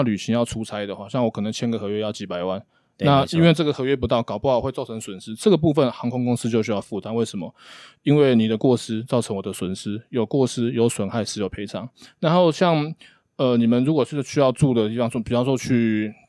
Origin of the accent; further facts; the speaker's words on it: Hsinchu, Taiwan; 我是新竹人，